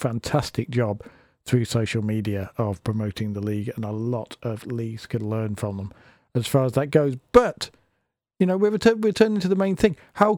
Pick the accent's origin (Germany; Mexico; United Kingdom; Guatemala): United Kingdom; now it's time for me to look close to home here in my home country of Britain